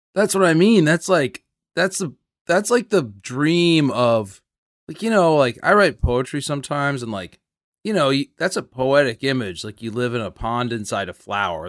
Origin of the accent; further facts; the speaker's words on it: New Canaan, Connecticut, United States; where I grew up in Connecticut, New Canaan, Connecticut